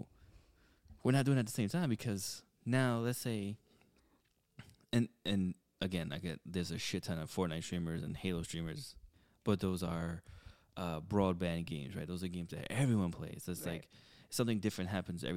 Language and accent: English; New York City, New York, United States; We're from the Bronx. Like, this is the way we've been talking since we were fucking kids